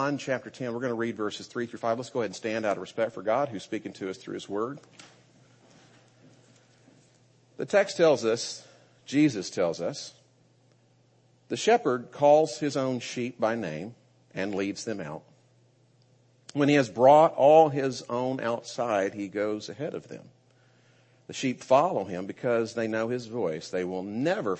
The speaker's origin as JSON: {"language": "English", "country": "United States", "said": "as an American"}